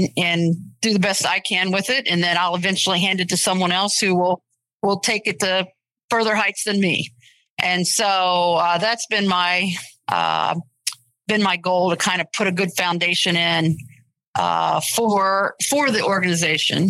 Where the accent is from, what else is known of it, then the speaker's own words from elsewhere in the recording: Springfield, Ohio, United States; moved away as an adult; also born or lived in East Coast; I'm originally from Springfield, Ohio, and I've lived a lot of other places